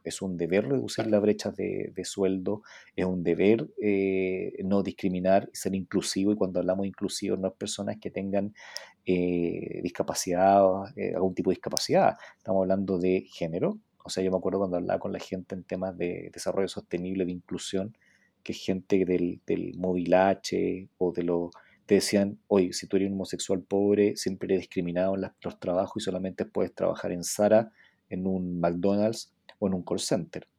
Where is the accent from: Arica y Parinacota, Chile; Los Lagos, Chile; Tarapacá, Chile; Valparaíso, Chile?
Tarapacá, Chile; Iquique; yo soy de Iquique